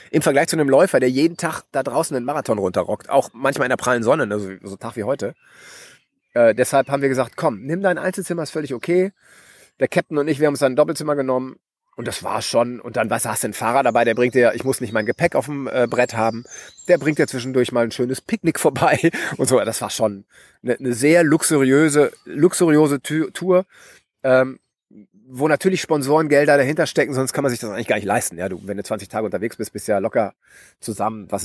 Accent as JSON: {"language": "German", "region": "West Germany", "country": "Germany", "said": "Also es ist schwer, das zu sagen, weil ich bin ein Wessi und die alle Ossis werden das nicht gerne hören"}